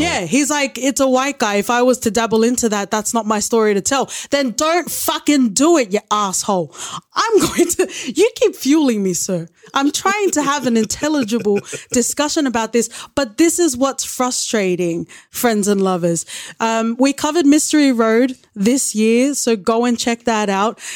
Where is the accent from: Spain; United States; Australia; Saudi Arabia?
Australia; I am Australian born, but I am Tongan